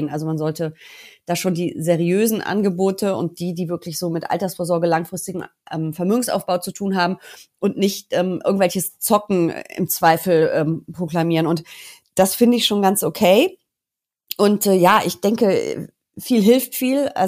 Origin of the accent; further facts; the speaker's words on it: North Rhine-Westphalia, Germany; Also ich bin ein bisschen mutiger als Herr Lindner ähm, und ich komme aus NRW. Du weißt, unser Abi hier hat ja nicht den allerbesten Ruf